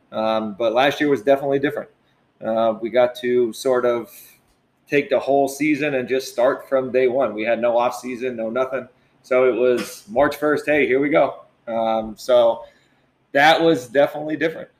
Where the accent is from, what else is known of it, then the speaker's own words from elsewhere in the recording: Pennsylvania, United States; moved away as an adult; now in Middletown, United States; I'm actually from Pennsylvania.